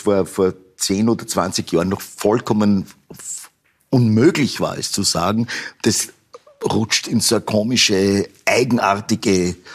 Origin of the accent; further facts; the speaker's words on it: Upper Austria, Austria; Ich bin in Oberösterreich aufgewachsen und in Oberösterreich hat man überhaupt keine Berührungsängste gehabt mit, mit so Namen eigentlich